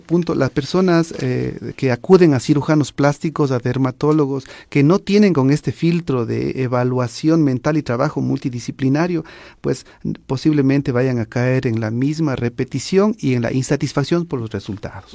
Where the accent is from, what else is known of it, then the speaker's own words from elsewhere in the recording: Ecuador; nosotros como sociedad ecuatoriana